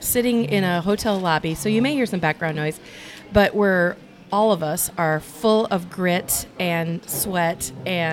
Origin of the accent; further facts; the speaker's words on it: Iowa, United States; I am from Iowa.